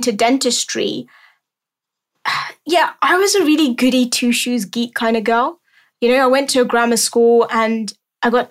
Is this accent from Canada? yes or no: no; London, United Kingdom; I'm born and raised in London, lived here all my life.